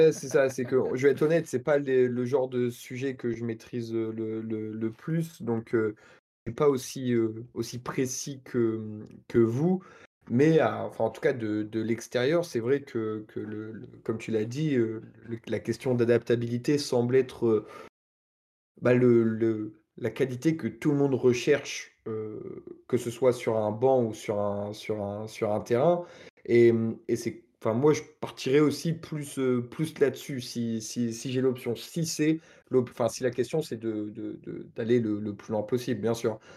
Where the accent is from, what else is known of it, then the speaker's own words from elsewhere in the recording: Normandy, France; c'est un peu une réponse de Normand, vu que je suis Normand